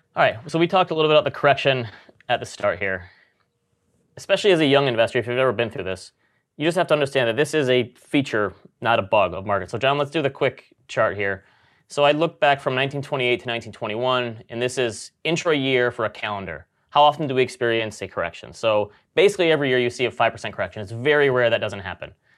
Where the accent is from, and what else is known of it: Grand Rapids, Michigan, United States; born or raised there